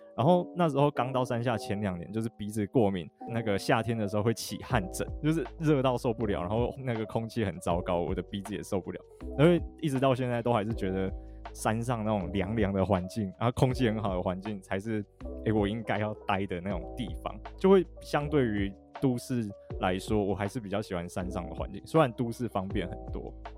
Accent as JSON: {"language": "Chinese", "town": "Alishan", "region": "Chiayi County", "country": "Taiwan", "tie": "born or raised there", "said": "小时候住阿里山"}